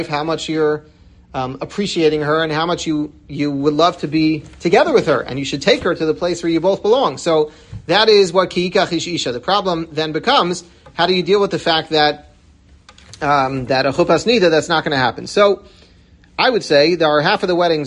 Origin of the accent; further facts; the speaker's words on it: New York City, New York, United States; I grew up in Washington Heights, and in Breuer's, I remember every Shabbos as a kid